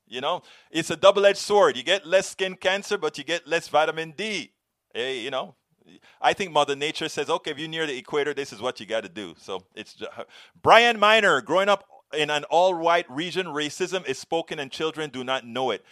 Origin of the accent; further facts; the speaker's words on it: Panama; I come from Panama, Latino, Caribbean, black